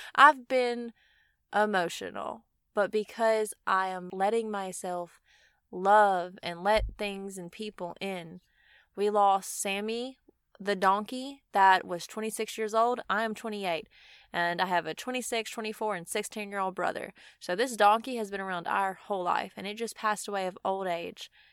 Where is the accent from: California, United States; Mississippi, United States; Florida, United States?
Mississippi, United States; I'm from Mississippi, and it doesn't snow here